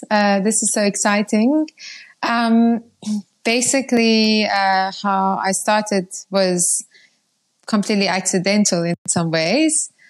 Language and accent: English; Iran; moved away; also born or lived in Zimbabwe; And um, yeah, I'm originally from Iran. Um, my family left Iran uh, over 20 years ago my dad had an opportunity in Zimbabwe and we moved there.